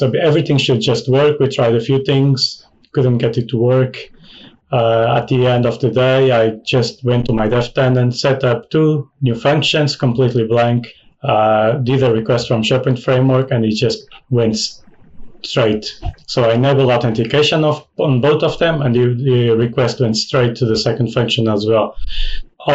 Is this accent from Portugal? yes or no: yes; Portugal; now in United Kingdom; I'm Portuguese, currently living in the UK